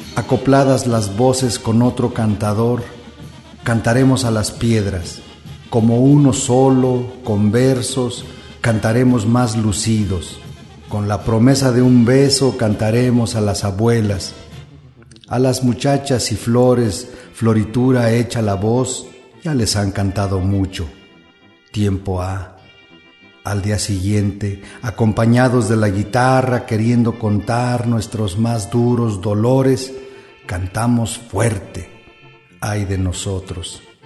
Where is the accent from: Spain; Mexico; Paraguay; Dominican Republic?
Mexico; Ihuatzio, Michoacán; Nací en Iguazio junto a un lago, en Pátzcuaro